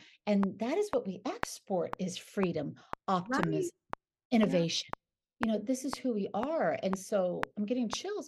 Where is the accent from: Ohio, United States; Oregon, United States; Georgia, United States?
Oregon, United States; now in Southern California, United States; I grew up in Oregon. I live in Southern California